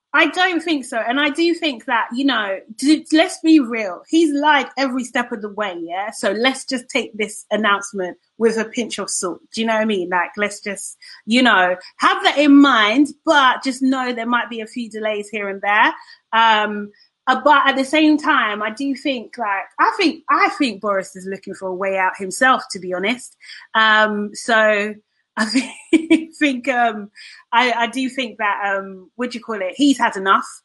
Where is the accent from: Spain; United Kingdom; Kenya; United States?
United Kingdom; as British people